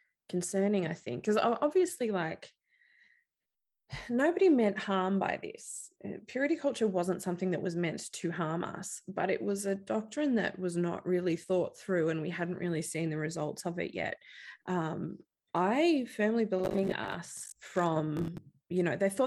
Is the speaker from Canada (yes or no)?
no; Australia; being Australian and living along the coast